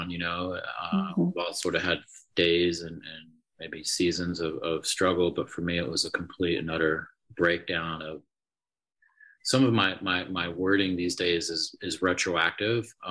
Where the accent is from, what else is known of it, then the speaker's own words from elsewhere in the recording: England, United Kingdom; born there; moved away; I was born in England, uh, but uh, obviously don't have an accent anymore.